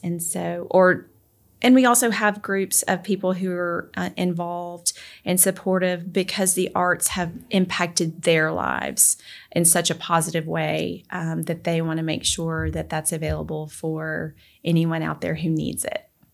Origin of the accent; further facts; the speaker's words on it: Memphis, Tennessee, United States; moved away as an adult; also born or lived in Alaska; now in Collierville, United States; my husband and I were both born and raised in the Memphis area